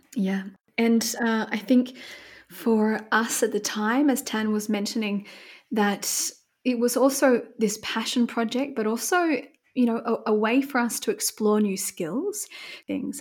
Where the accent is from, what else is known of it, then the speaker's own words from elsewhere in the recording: Bermagui, New South Wales, Australia; moved away as an adult; now in Munich, Germany; I'm originally from Australia, so a very small town called Bermagui, which is south of Sydney